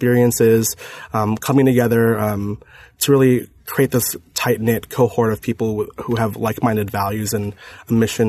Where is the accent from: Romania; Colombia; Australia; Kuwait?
Kuwait; born there; I was born in Kuwait. My parents are both Filipino, from the Philippines, and they both met in Kuwait in a very multicultural area.